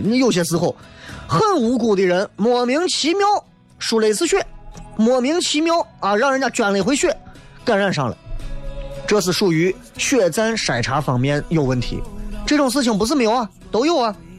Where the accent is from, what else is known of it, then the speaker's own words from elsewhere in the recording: Xi'an, Shaanxi, China; 我们西安的这个什么人均G D P是多少的一个城市